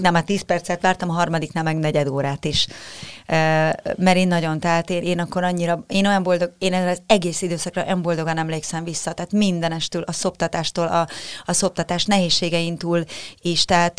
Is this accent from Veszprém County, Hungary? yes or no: no; Budapest, Hungary; a Békás megyeri lakótelepen nőttem fel